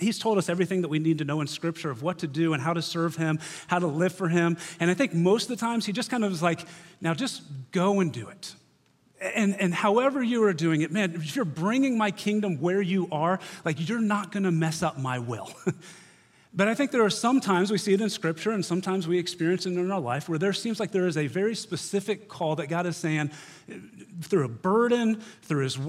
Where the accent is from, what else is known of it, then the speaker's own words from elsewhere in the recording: Cicero, Indiana, United States; moved away as an adult; also born or lived in Owensboro, Kentucky; now in Bloomington, United States; grew up in a small town 25 miles north of Indy called Cicero, graduated from Hamilton Heights High School in 1998